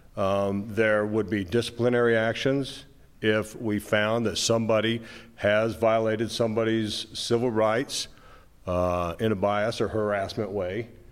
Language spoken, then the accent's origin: English; Moab, Utah, United States; I was born and raised in Moab